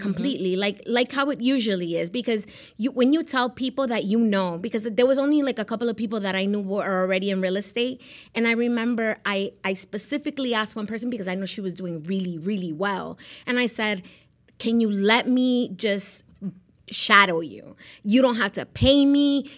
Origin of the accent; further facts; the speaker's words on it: Miami, Florida, United States; also born or lived in Medellín, Colombia / Rhode Island; I grew up in Miami.